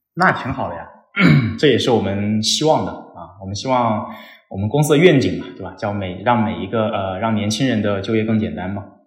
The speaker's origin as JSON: {"language": "Chinese", "town": "Shenzhen", "region": "Guangdong", "country": "China", "tie": "born or raised there", "also_born_or_lived": "Beijing", "accent": "Guangdong accent", "moved": "as an adult", "lives_now": "Chengdu, China", "said": "我在深圳长大嘛，啊，然后在广州念了四年书，啊，在北京又待了三年的时间吧，接近，然后现在是在成都这边"}